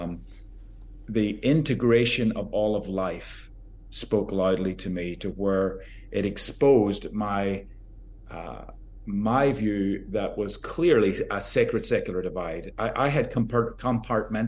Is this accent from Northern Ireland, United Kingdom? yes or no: yes; Northern Ireland, United Kingdom; now in United States; I grew up in Northern Ireland, so I have Celtic British roots